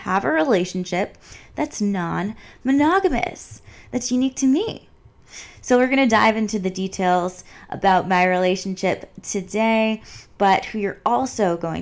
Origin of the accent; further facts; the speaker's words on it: East Coast, United States; moved away as an adult; now in Los Angeles, United States; I grew up on the East Coast